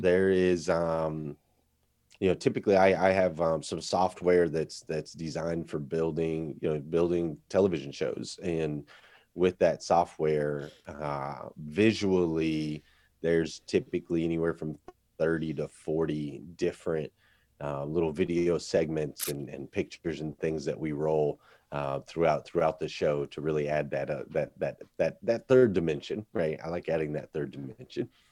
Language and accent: English; Flagstaff, Arizona, United States; where I grew up there in Arizona